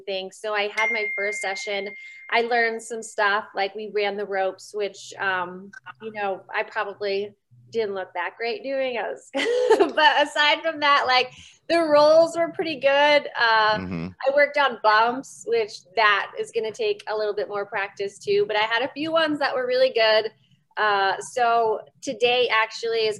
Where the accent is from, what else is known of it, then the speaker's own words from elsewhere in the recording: small town outside Reading, Pennsylvania, United States; moved away; originally I'm from Pennsylvania. It's Reading. It's like an hour and 15 minutes outside of Philly. Mm-hmm. But like I grew up in a small town outside of there.